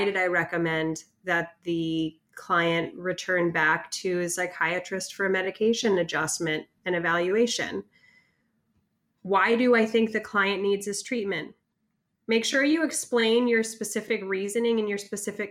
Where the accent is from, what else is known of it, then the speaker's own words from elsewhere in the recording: Northern California, United States; I'm from Northern California